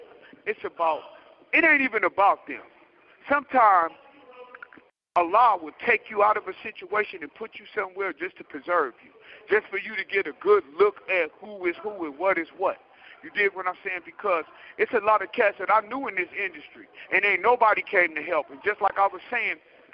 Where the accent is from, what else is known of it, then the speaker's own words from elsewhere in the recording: the Bay Area, California, United States; I'm from the Bay